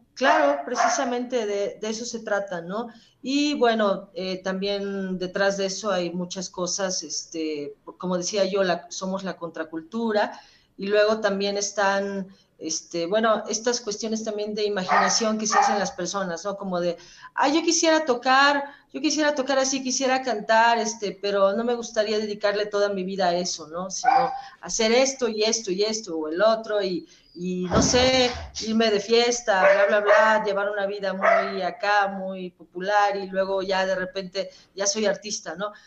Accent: Puebla, Mexico; somos poblanos

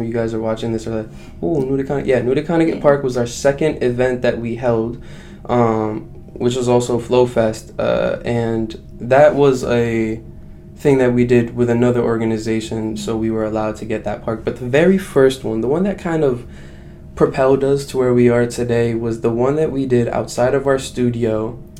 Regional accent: Baghdad, Baghdad Governorate, Iraq; now in United States; I was born in Iraq, as you know, I was born in Baghdad, Iraq.

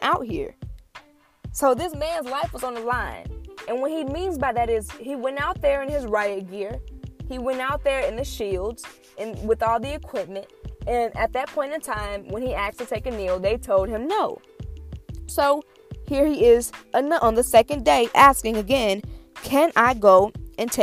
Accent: Illinois, United States; also born or lived in Michigan; I'm from Illinois

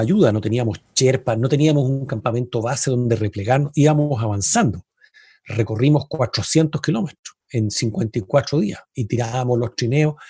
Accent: Chile; somos chilenos

